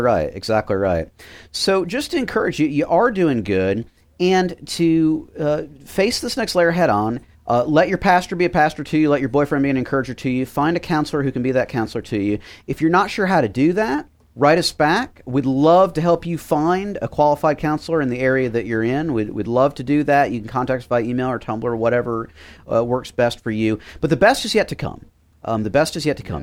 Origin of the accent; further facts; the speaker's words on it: Miami, Florida, United States; I grew up in Miami